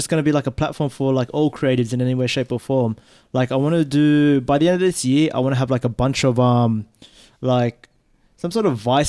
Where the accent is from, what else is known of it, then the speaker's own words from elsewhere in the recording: Australia; it's about being like a Filipino Australian. Like, what do we identify with? Being Filipino or do we identify with being Australian?